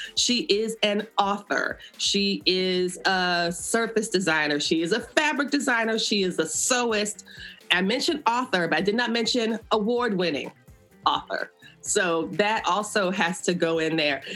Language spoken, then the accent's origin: English; West Palm Beach, Florida, United States; I was like a fourth generation born and raised in that community